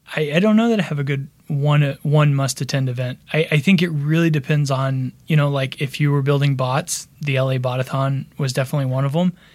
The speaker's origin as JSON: {"language": "English", "region": "Texas", "country": "United States", "also_born_or_lived": "Austin / Dallas", "moved": "as an adult", "lives_now": "Los Angeles, United States", "said": "originally I'm from Texas, from Austin and Dallas"}